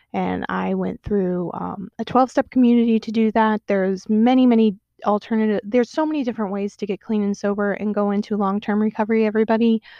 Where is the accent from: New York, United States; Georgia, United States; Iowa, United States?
Georgia, United States; Atlanta; I grew up in Atlanta